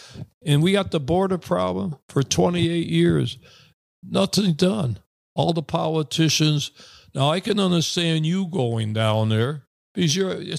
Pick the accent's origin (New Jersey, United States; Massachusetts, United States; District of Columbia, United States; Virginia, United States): Massachusetts, United States; Springfield; I'm a big Boston Celtics fan because I'm from Massachusetts, born and raised in Springfield, where basketball was discovered by Dr. Naismith.